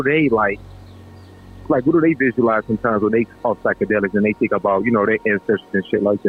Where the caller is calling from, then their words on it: Singapore; I'm calling from Singapore.